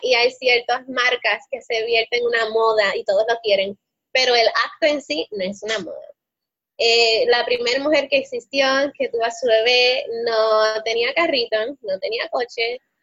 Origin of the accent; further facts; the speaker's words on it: Puerto Rico; moved away as an adult; also born or lived in Spain; decidimos regresar a Puerto Rico